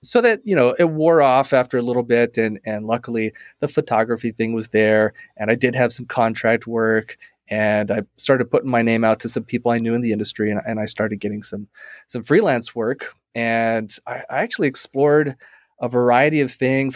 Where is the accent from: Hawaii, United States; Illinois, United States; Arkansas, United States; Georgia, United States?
Hawaii, United States; now in Arizona, United States; I'm from Hawaii. I born and raised there.